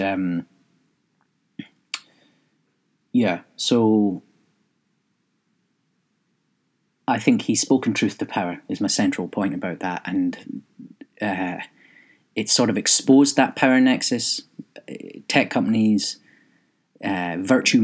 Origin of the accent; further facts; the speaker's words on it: Scotland, United Kingdom; being British but Scottish